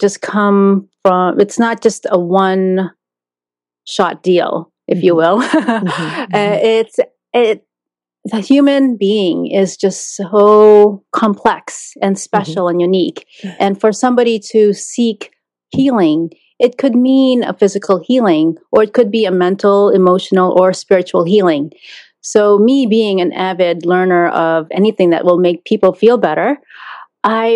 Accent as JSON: {"language": "English", "country": "Philippines", "tie": "born or raised there", "moved": "yes", "lives_now": "Boston, United States", "said": "born in the Philippines"}